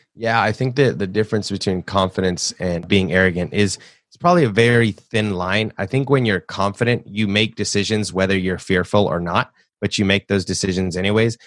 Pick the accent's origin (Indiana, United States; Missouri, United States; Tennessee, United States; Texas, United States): Tennessee, United States; Nashville; I grew up in Nashville, born and raised in the South.